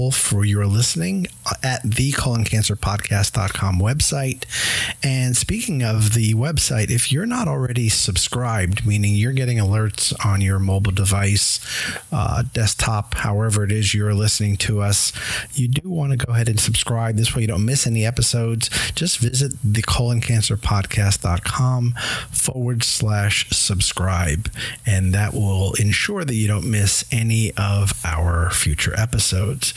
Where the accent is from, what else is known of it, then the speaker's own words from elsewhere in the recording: Tampa, Florida, United States; my hometown, Tampa, Florida